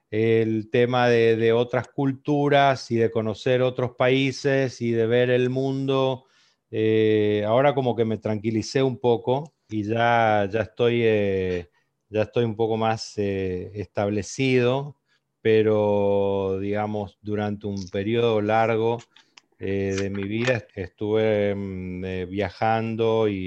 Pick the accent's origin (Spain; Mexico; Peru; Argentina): Argentina; Corrientes; Yo, soy de Corrientes